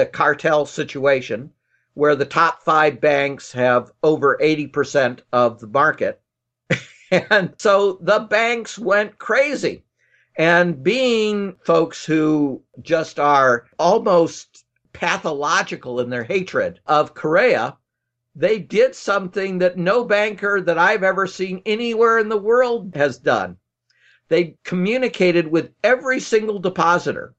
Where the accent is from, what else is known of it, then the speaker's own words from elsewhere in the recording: United States; I'm an American